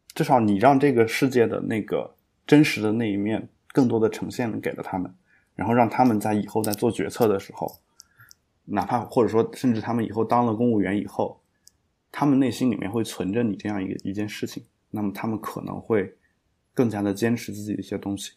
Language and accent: Chinese; China; 我们中国人